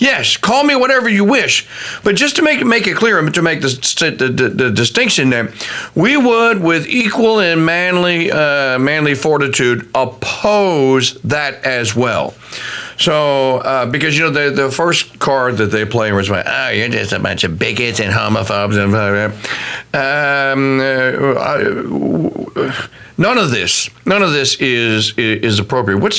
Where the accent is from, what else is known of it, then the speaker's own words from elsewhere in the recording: Wisconsin, United States; Hey, that I, I grew up in Wisconsin.